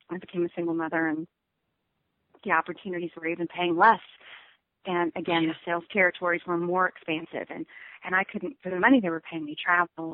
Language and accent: English; Texas, United States; I grew up I grew up in West Texas and that's that's what I thought.